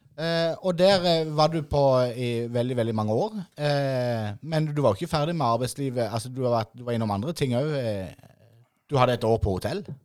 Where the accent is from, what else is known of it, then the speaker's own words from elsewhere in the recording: Idrettsparken, Agder, Norway; jeg er jo født og oppvokst i Idrettsparken